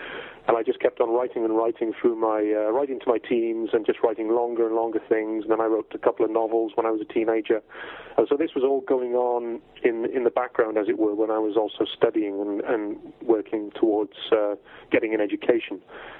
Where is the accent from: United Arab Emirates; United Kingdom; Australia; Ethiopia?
United Kingdom; South West England; also born or lived in Wales; I was born in Wales originally. In 1966, my family, I have sort of strong Welsh roots, but my family moved down to Cornwall in England when I was fairly small. So I spent my formative years in that part of the world.